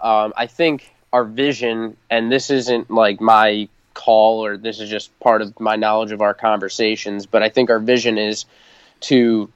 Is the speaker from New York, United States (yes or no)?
yes; New York, United States; because I'm from Long Island originally